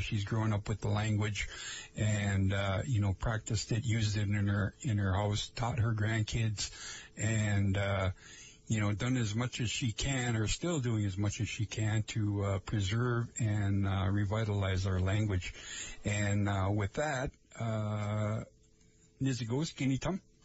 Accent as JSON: {"language": "English", "area": "Lake Vermilion area", "region": "Minnesota", "country": "United States", "said": "I am from the Lake Vermilion area. That's where I come from."}